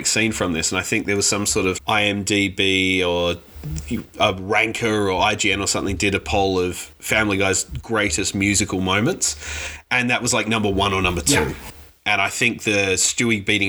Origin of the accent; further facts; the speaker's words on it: Australia; growing up in Australia where that is how you pronounce it